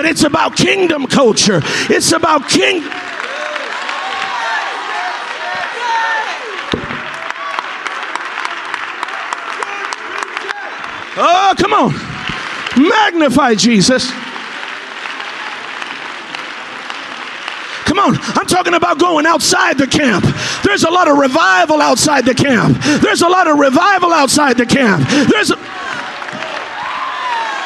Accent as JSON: {"language": "English", "region": "California", "country": "United States", "said": "I'm from California."}